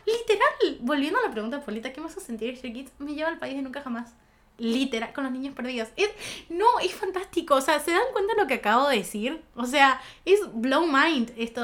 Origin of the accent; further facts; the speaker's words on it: Goya, Corrientes, Argentina; Yo soy de Goya